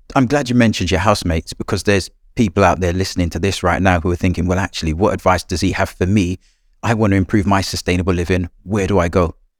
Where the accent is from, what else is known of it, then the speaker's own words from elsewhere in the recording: Jamaica; moved away; I grew up in Jamaica